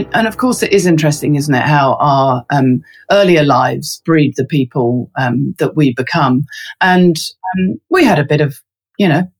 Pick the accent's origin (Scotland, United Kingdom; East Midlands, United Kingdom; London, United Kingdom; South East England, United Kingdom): London, United Kingdom; moved away as an adult; now in Christchurch, New Zealand; I'm a Londoner, I'm born and bred.